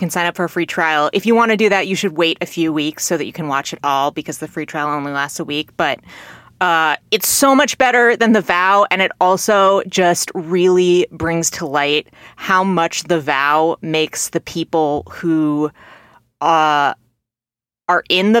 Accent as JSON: {"language": "English", "region": "California", "country": "United States", "accent": "California", "said": "I don't know how to shake my California accent."}